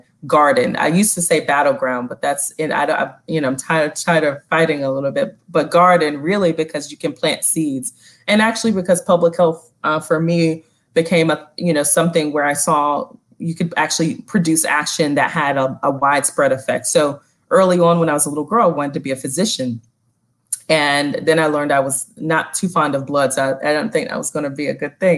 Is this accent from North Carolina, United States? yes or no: yes; North Carolina, United States; now in Philadelphia, United States; Black woman born and raised in the South